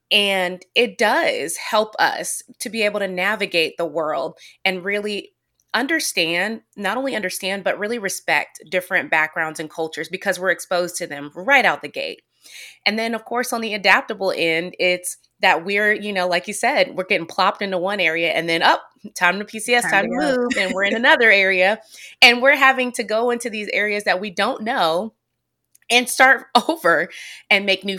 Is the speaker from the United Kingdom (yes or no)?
no; Nashville, Tennessee, United States; also born or lived in Oklahoma; No, I'm not. I'm actually originally from Nashville, Tennessee.